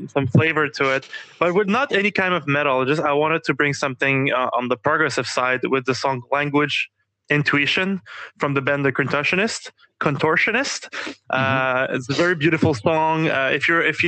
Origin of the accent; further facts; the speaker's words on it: Quebec City, Quebec, Canada; I'm from Quebec City